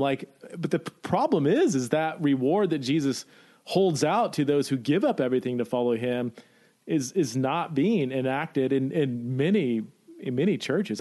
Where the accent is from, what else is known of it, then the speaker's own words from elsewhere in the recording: California, United States; now in Boise, United States; I'm from California